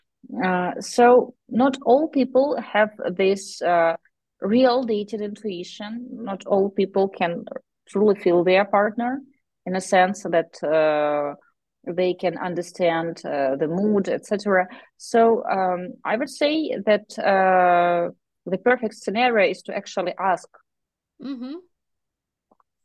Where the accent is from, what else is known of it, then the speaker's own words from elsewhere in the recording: Ukraine; we are from Ukraine.